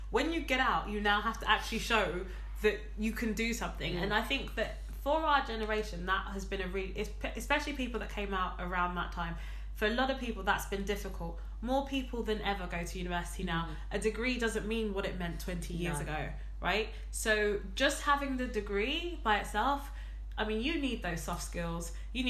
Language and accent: English; Ghana; I am a Ghanaian girl. Mm-hmm. I am West African.